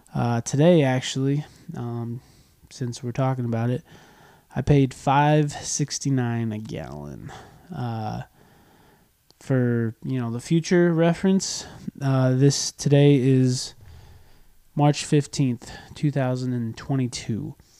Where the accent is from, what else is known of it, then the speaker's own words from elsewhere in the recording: United States; also born or lived in California; I'm an American. I live in California